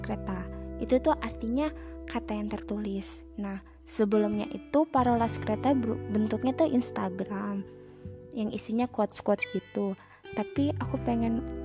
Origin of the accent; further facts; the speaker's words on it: Indonesia; negara aku